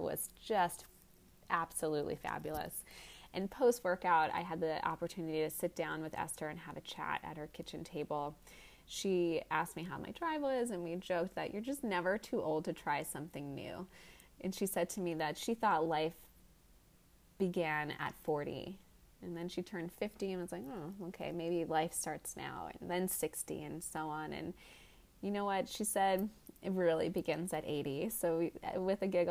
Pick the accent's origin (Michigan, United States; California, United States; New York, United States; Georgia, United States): New York, United States; Being a New Yorker